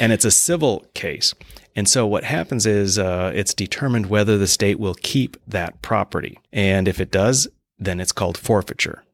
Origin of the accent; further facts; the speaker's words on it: Mandan, North Dakota, United States; moved away as an adult; now in Bismarck, United States; I'm originally from Mandan, and, um, currently living in Bismarck, have been since I came back, uh, to the state.